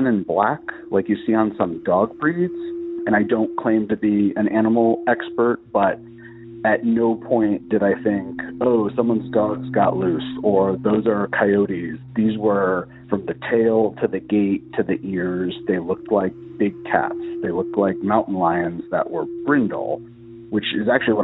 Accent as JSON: {"language": "English", "area": "Loudoun County", "region": "Northern Virginia", "country": "United States", "said": "I'm from Northern Virginia, Loudoun County, which is a DC suburb"}